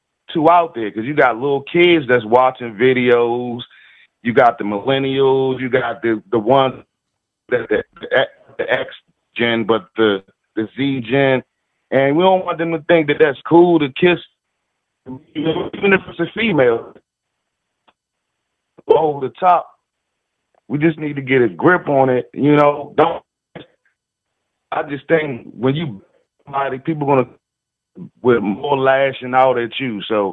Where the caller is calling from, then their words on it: Washington, District of Columbia, United States; I'm calling from Washington, D.C.